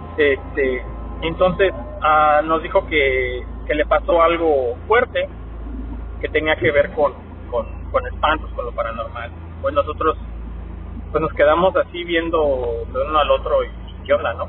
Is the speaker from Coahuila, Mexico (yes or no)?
no; Mexico City, Mexico; yo soy originario de la Ciudad de México y allá nosotros tendíamos a, a subirnos a los a las azoteas de, de los edificios a jugar fútbol